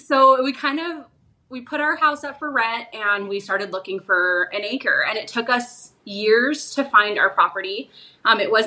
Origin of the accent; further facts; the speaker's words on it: Arizona, United States; my husband and I are both born and raised in Arizona